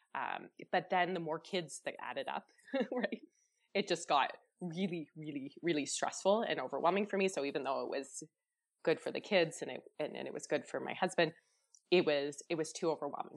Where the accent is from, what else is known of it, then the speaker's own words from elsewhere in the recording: Chatham, Ontario, Canada; I grew up in Chatham, Ontario, so really small community.